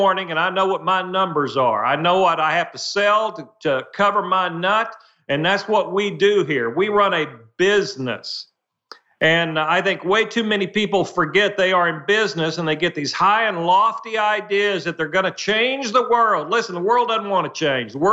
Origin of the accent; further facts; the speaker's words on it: Muskogee, Oklahoma, United States; I grew up dirt poor in Muskogee, Oklahoma